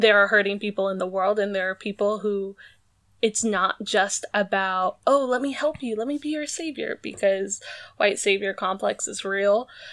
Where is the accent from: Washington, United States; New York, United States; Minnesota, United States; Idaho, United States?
Washington, United States; Maple Valley; also born or lived in Seattle; I was born in Seattle, but from second grade on, I grew up in this small town called Maple Valley